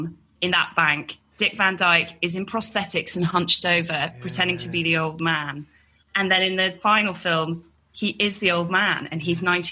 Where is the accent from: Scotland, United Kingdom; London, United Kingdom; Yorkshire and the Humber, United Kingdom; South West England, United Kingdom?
London, United Kingdom; I grew up in London